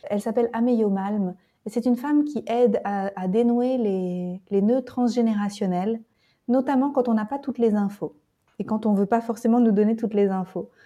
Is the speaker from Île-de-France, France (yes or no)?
no; Nantes, Pays de la Loire, France; je lui ai dit de Nantes